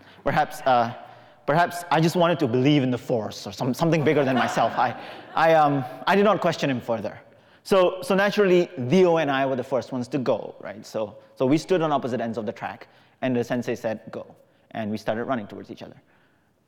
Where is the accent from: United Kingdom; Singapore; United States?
Singapore; When I was 15 years old, growing up in Singapore